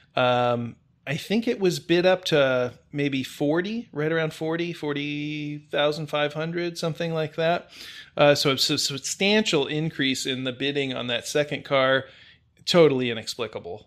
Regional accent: Indiana, United States; moved away; I'm originally from the Salt Belt, Indiana, to be specific

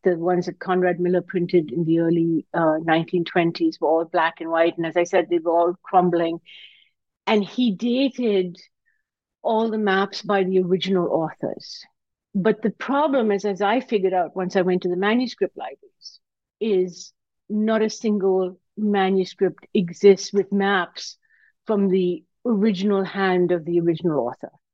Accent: Karachi, Sindh, Pakistan; now in United States; I grew up in Karachi, Pakistan

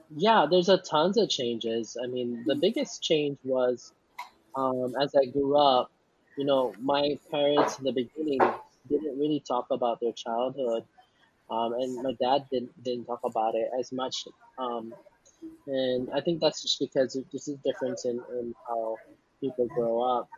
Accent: Hawaii, United States; I was born and raised here in Hawaii

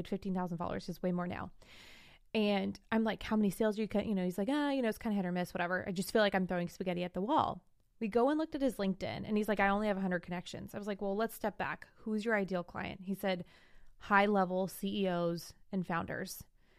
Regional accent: Morgan Hill, California, United States; Realistic would actually be in my hometown of Morgan Hill, California. Whoop, whoop. I don't live there now, but my hometown.

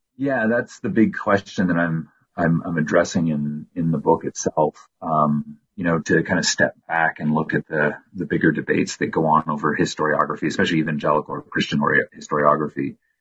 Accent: Windsor, Ontario, Canada; my hometown of Windsor, Ontario

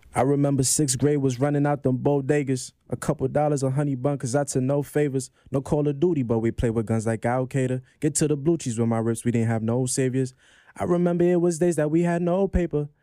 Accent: New York City, New York, United States; also born or lived in Ontario, Canada / Grenada (parents); I came straight to Brownsville

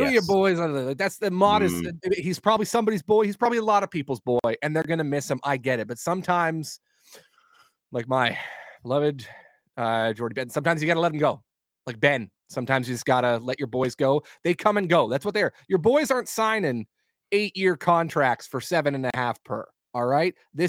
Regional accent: Vancouver, British Columbia, Canada; I'm from Vancouver, BC.

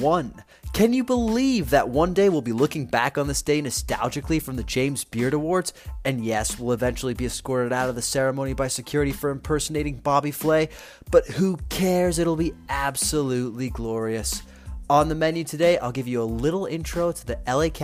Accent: Rome, Lazio, Italy; now in Los Angeles, United States; I am Italian from Italy, from Rome

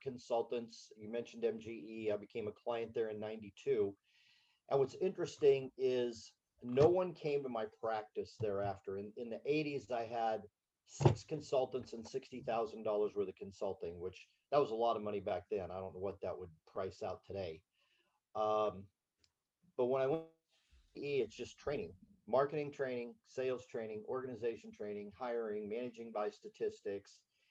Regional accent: Berne, Indiana, United States; I was raised in Bern, Indiana, a little Swiss community of 3,000 people

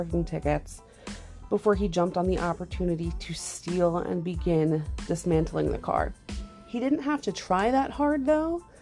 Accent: Long Island, New York, United States; I'm from Long Island, New York.

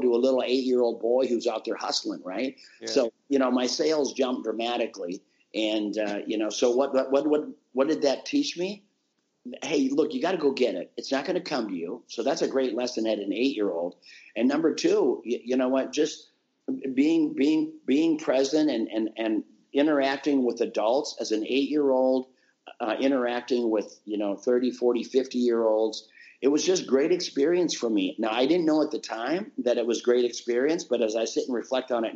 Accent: Minnesota, United States; born or raised there

